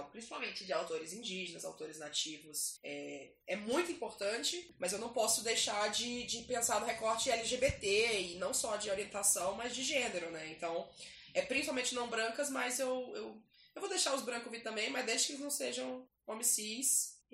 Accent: Maranhão, Brazil; Ah, ah, eu sou do Maranhão.

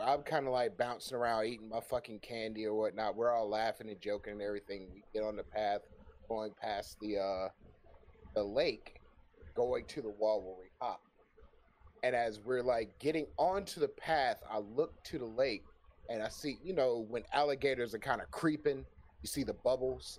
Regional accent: Florida, United States; moved away; I used to live in Florida

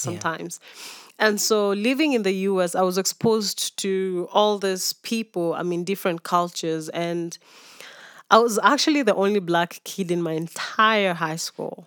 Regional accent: Nairobi, Kenya; also born or lived in Mumias / Narok / Maasai Mara / Kisumu; born and raised in Nairobi

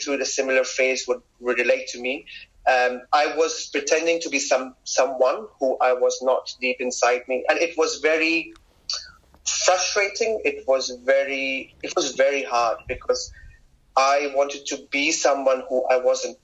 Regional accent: Kuwait; moved away as an adult; also born or lived in Pakistan; now in London, United Kingdom; I grew up in Kuwait. I did my school, my college, and I moved to London when I was 19

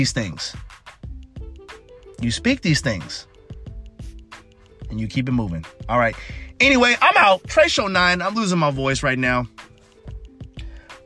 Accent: United States; I'm a American man

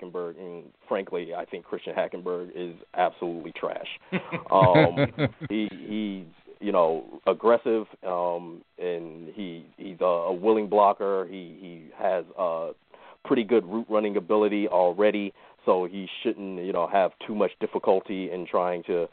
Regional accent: South Florida, United States; I'm from South Florida

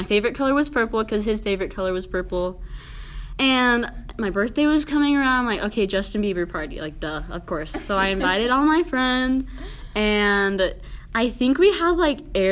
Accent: Mexico; also born or lived in Texas; I am Mexican

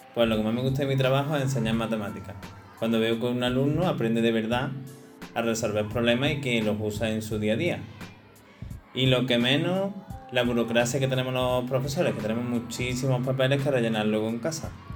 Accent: Cabra, Andalusia, Spain; soy de aquí de Cabra

